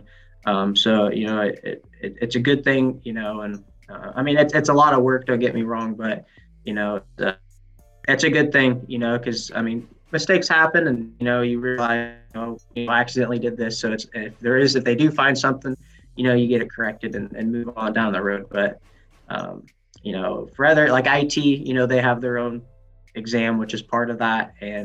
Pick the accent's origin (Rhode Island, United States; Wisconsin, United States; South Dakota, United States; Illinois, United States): Illinois, United States; Farmington; I grew up in Farmington, Greene County. I live that way.